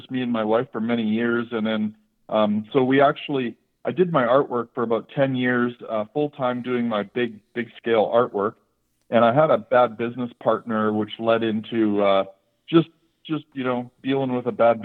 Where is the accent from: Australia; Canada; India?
Canada; moved away as an adult; now in Las Vegas, United States; I am a metal sculptor originally from Canada